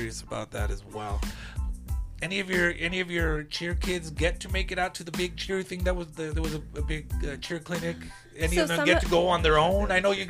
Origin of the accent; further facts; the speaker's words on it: El Paso, Texas, United States; I'm from El Paso, dude. Don't you know Tex-Mex ain't good around here?